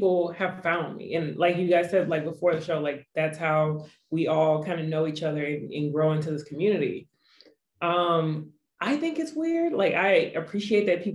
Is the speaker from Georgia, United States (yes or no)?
yes; Atlanta, Georgia, United States; also born or lived in Los Angeles; I was raised in Atlanta